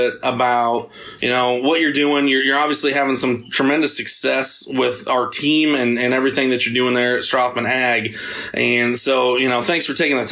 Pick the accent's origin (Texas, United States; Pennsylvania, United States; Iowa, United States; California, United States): Iowa, United States; Knoxville; my hometown track, Knoxville Raceway